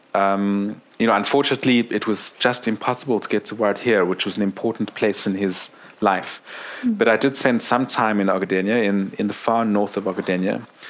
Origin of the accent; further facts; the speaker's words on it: South Africa; I'm South African